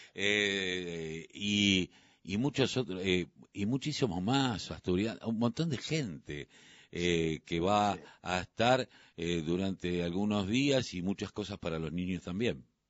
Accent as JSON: {"language": "Spanish", "country": "Argentina", "said": "como argentinos"}